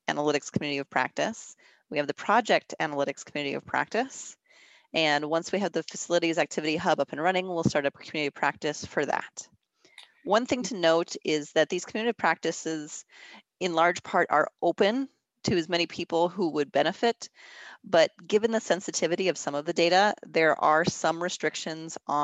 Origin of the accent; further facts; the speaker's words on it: Minnesota, United States; moved away as an adult; I am originally from Minnesota, so for me it was moving back home